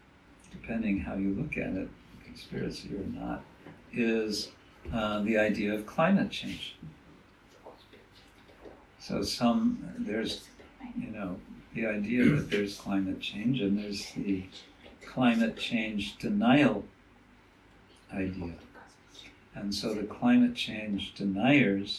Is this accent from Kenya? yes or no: no; United States; moved away; as I was growing up in America